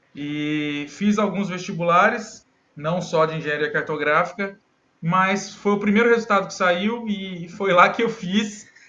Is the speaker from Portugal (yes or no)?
no; Cássia, Minas Gerais, Brazil; moved away as an adult; also born or lived in Presidente Prudente, São Paulo; now in Amapá, Brazil; eu sou mineiro de Cássia, Minas Gerais